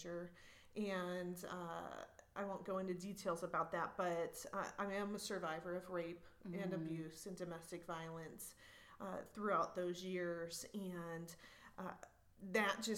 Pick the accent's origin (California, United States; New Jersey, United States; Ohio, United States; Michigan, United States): Ohio, United States; I was born and raised in Ohio, so there's lots of fields